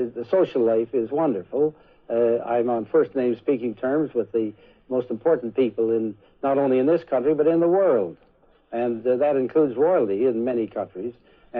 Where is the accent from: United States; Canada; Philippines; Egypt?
Canada; now in United Kingdom; I'm a former Canadian.